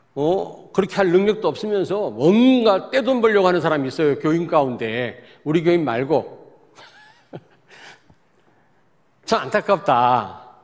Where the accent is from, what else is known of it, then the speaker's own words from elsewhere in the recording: Daejeon, South Korea; 저는 대전 출신이기 때문에 많이 바뀌었지만 잘 압니다.